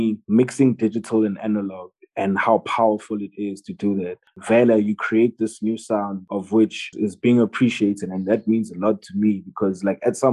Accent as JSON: {"language": "English", "country": "South Africa", "said": "being South African"}